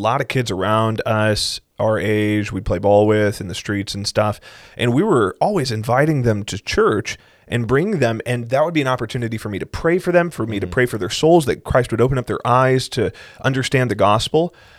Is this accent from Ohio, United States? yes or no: no; South Carolina, United States; I growing up in South Carolina